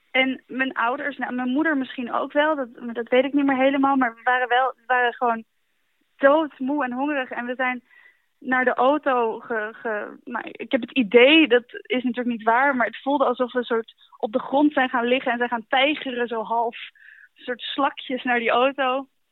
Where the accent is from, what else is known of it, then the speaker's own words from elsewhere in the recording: Netherlands; we uit Nederland komen